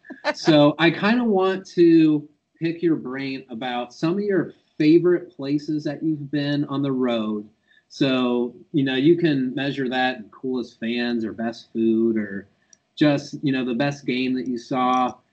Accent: Southeast Ohio, United States; now in Cleveland, United States; as someone who lives in Cleveland, I grew up in Southeast Ohio

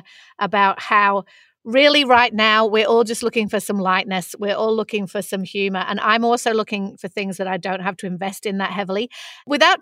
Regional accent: Manchester, North West England, United Kingdom; accent: Mancunian; moved away; if I speak in my Mancunian accent, which is much like flatter, faster

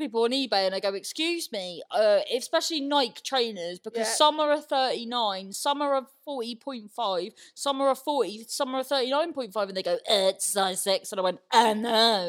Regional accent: Cornwall, South West England, United Kingdom; accent: Cornish; when I'm irate, I'm very Cornish.

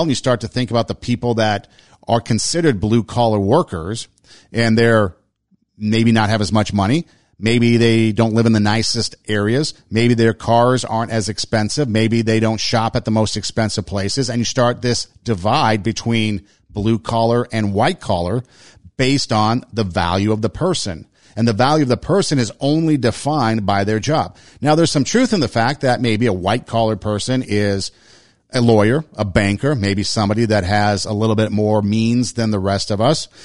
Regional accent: Los Angeles, California, United States; moved away as an adult; also born or lived in Iowa; in Los Angeles, I grew up in a part of town where there's a lot of different people

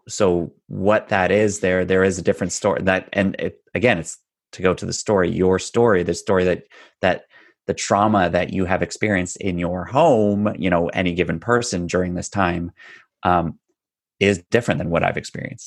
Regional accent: north of Toronto, Ontario, Canada; I am just a little north of Toronto, Ontario, born and raised

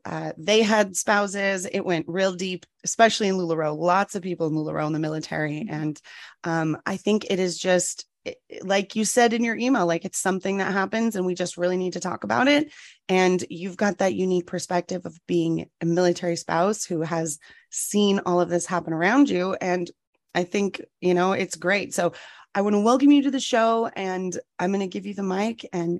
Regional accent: San Diego, California, United States; I am not from a military family. I'm from San Diego, though

